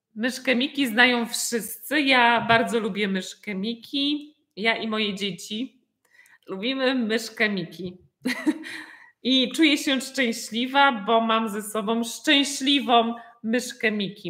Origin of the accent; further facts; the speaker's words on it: Poland; jestem z Polski